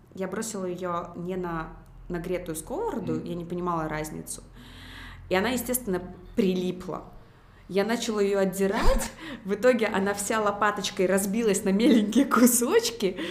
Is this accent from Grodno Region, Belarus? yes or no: no; Minsk, Belarus; Я выросла в Минске, в медицинской семье